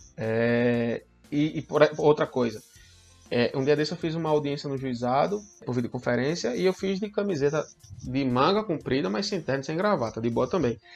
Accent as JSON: {"language": "Portuguese", "region": "interior of Pernambuco", "country": "Brazil", "said": "Eu sou do interior do Pernambuco"}